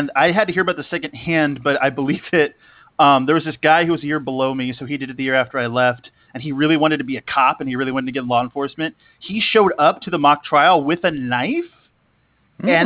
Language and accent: English; Arizona, United States; there was a guy at my high school in Arizona